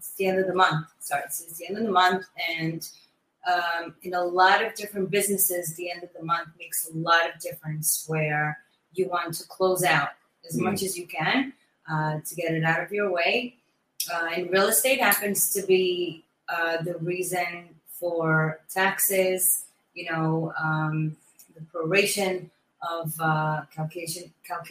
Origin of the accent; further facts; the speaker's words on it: Great Neck, New York, United States; moved away; also born or lived in Brooklyn, New York; Great Neck, my hometown. That's where I grew up.